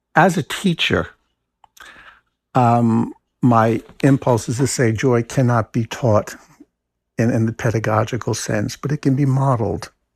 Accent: New Jersey, United States; now in Maine, United States; I grew up in New Jersey

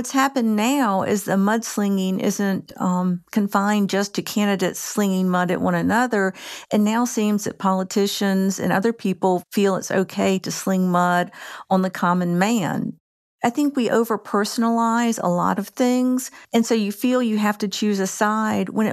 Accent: North Carolina, United States; I'm from Carolina, North Carolina.

